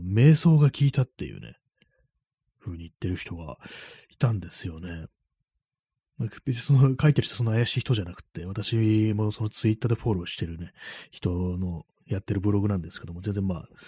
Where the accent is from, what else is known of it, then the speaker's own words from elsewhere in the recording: Tokyo, Japan; 私東京出身ですけども